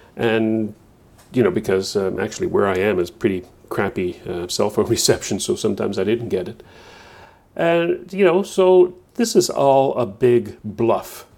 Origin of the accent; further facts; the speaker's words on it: Newfoundland and Labrador, Canada; moved away as an adult; now in New Brunswick, Canada; I'm, I'm from Newfoundland, first twenty-five years of my life